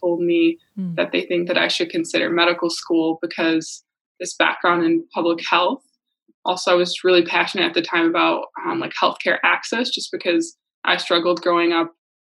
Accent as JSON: {"language": "English", "town": "Muskegon", "region": "Michigan", "country": "United States", "moved": "as an adult", "lives_now": "Minnesota, United States", "said": "I'm from Muskegon, Michigan"}